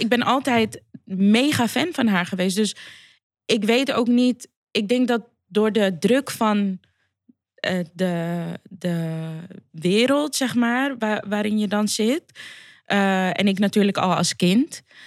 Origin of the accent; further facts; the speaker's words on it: Amsterdam, North Holland, Netherlands; Ik ben gewoon cement uit Amsterdam Zuidoost.